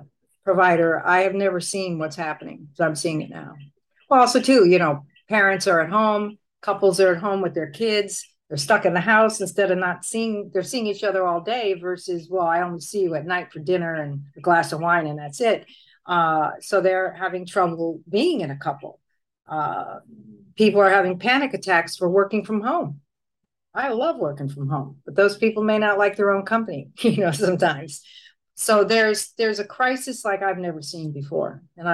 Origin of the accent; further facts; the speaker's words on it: Connecticut, United States; now in Puerto Rico; I've been in Puerto Rico a long time, and I'm originally from Connecticut.